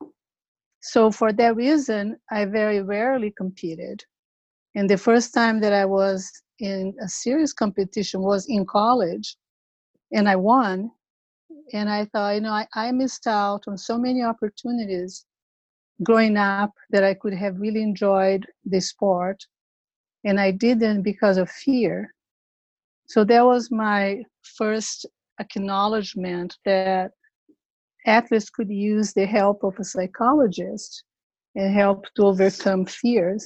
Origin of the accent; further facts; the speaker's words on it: Brazil; moved away as an adult; now in San Diego, United States; to become a psychologist in Brazil, my home country, Brazil.